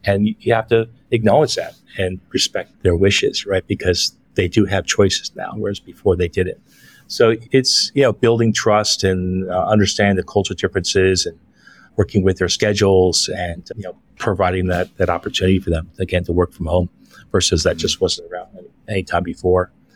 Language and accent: English; San Francisco, California, United States; moved away as an adult; now in Philippines; I'm originally from San Francisco, California